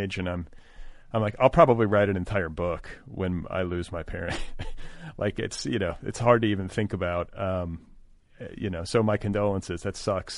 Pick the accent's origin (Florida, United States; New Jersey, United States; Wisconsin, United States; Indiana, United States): Wisconsin, United States; Milwaukee; I was raised in Milwaukee